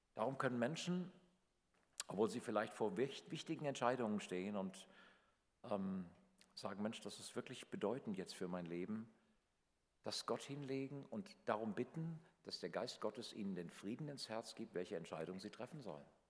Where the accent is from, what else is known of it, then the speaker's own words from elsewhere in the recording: Northern Hesse, Germany; in meinem kleinen Dorf in Nordhessen, wo ich aufgewachsen bin